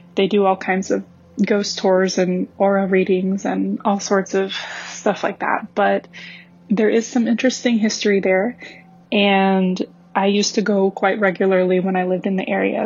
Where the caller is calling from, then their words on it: Long Beach, California, United States; also born or lived in Central Florida; I'm calling from Long Beach, California